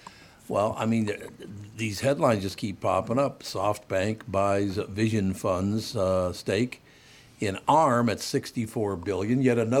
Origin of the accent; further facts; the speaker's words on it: Minnesota, United States; I am one of those rare Minnesotans.